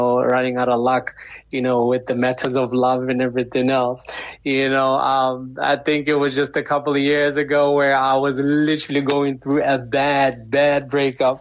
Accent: Pretoria, Gauteng, South Africa; also born or lived in Chicago, United States; I'm actually from Pretoria, born and raised, but, you know, in and out the country, you know, as my dad is actually foreign, he's an American

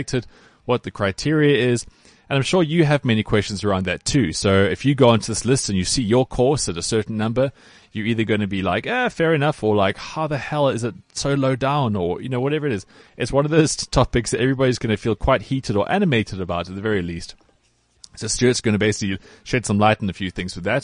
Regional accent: Cape Town, Western Cape, South Africa; now in Gauteng, South Africa; I grew up in Cape Town and played a lot of courses around there.

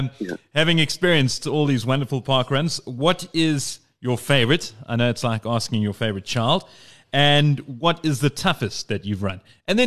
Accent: Eastern Cape, South Africa; moved away; I'm originally from the Eastern Caps.

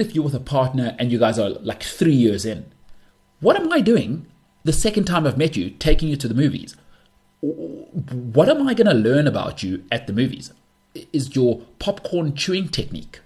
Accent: South Africa; I'm a South African

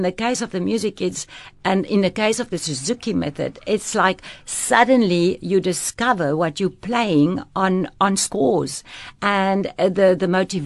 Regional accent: Pretoria, Gauteng, South Africa; moved away as an adult; also born or lived in France / Cape Town; I grew up in Pretoria with two parents playing violin

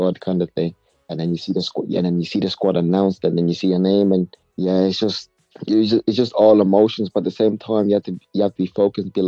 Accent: South Africa; moved away

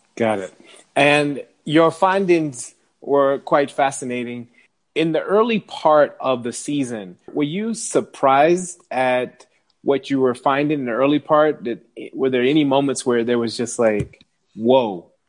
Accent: United States; moved away as an adult; now in South Africa; an American living in South Africa

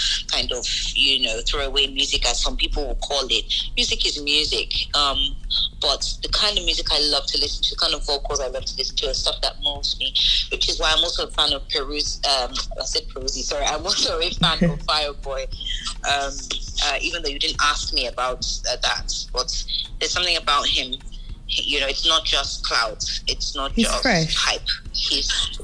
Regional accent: United Kingdom; moved away; also born or lived in Nigeria; I'm from the UK originally

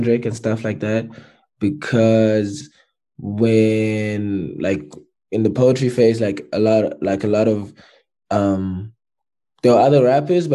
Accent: Durban, KwaZulu-Natal, South Africa; also born or lived in Pietermaritzburg; a kid grew up in Durban in Sydenham

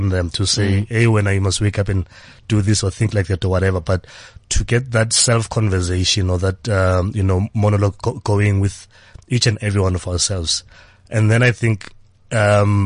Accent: Johannesburg, Gauteng, South Africa; I'm a boy from Soweto, grew up in Soweto, Johannesburg

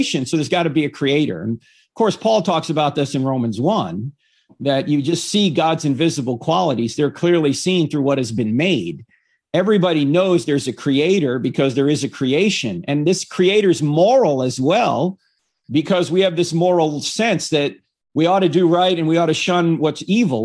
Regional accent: United States; I grew up here in America

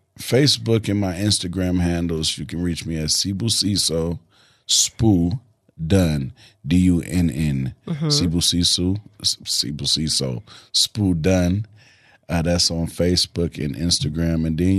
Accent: South Africa; now in United States; Yeah, that's what I call it, South African American. I'm a South African American to the core.

